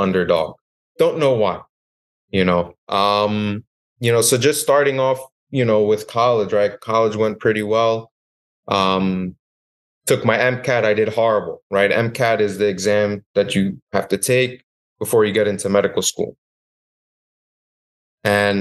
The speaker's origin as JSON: {"language": "English", "region": "New York", "country": "United States", "also_born_or_lived": "West Virginia", "moved": "as an adult", "said": "I moved to West Virginia from New York, which it itself was a horrible transition. You know, I thought West Virginia was going to be great, but it's not like home. It's not like New York."}